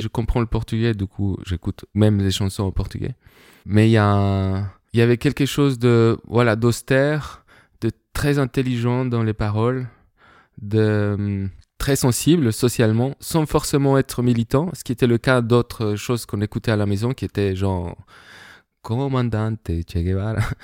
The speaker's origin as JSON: {"language": "French", "region": "Bogotá", "country": "Colombia", "tie": "born or raised there", "second_language": "French", "moved": "yes", "said": "Je suis né et grandi en Colombie, à Bogota, dans différents quartiers"}